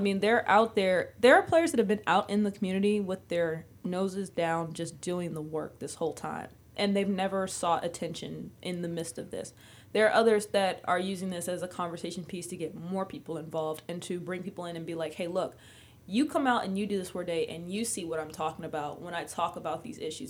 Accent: Maryland, United States; I'm from Maryland

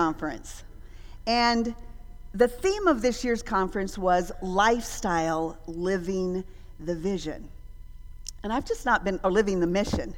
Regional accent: Alaska, United States; moved away; also born or lived in Dominican Republic; growing up in Alaska.

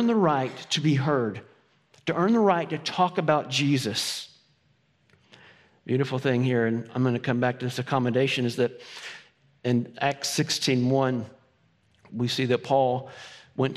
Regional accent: Farragut, Tennessee, United States; I grew up in Farragut

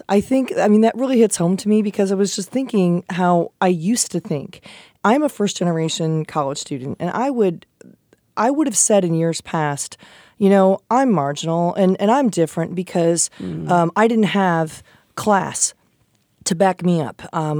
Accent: Midwest, United States; Because I was a white girl, because I was pleasant, because I'm like from the Midwest

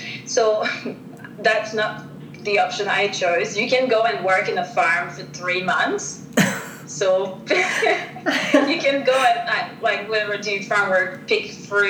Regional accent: Canada; moved away as an adult; also born or lived in Australia; back when I got my working holiday visa, you needed to be under 30 years old

